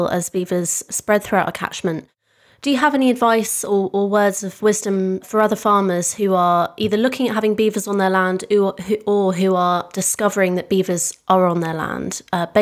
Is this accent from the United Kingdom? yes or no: yes; East Devon, South West England, United Kingdom; I grew up in East Devon, and so I know the River Otter and the catchment very, very well